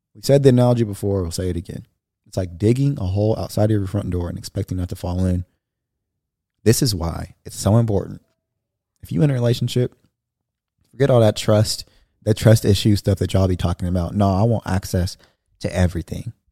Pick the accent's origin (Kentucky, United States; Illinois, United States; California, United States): California, United States; Bakersfield; moved away as an adult; now in Dallas, United States; I'm coming from Bakersfield, where it's a small town